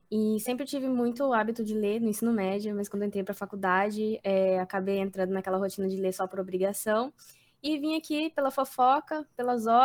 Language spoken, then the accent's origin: Portuguese; Goiás, Brazil; eu sou do Goiás, faço Geografia Licenciatura.